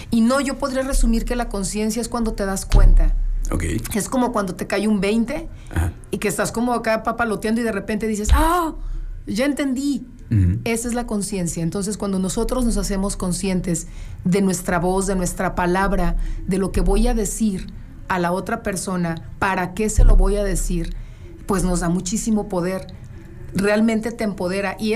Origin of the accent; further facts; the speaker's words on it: León, Guanajuato, Mexico; also born or lived in Torreón, Coahuila; Sí, yo soy de León, ah, pero yo me fui a vivir un tiempo para allá